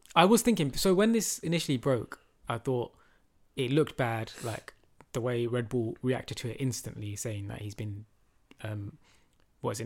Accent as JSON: {"language": "English", "region": "London", "country": "United Kingdom", "said": "We're from London."}